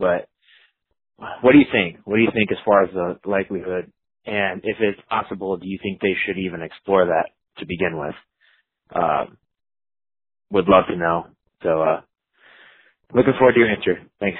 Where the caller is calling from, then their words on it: Illinois, United States; I'm from the Northwest suburbs of Chicago.